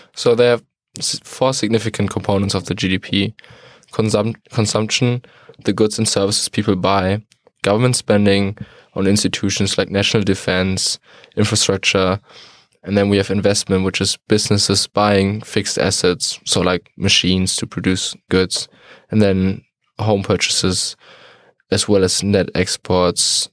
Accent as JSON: {"language": "English", "town": "Detmold", "region": "North Rhine-Westphalia", "country": "Germany", "moved": "yes", "said": "I'm, uh, from Detmold in Germany"}